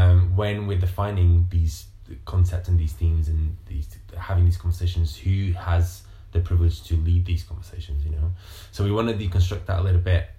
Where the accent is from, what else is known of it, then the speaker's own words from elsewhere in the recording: Montemor-o-Velho, Coimbra District, Portugal; moved away as an adult; also born or lived in London, United Kingdom; now in United Kingdom; I lived in a very rural town outside of Coimbra in Portugal called Montemor